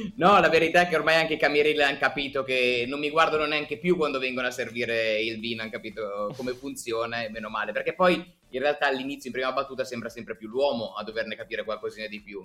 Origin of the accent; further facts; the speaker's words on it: Tortona, Piedmont, Italy; io sono cresciuto a Tortona, probabilmente saprete ah. dove, eh, in provincia di Alessandria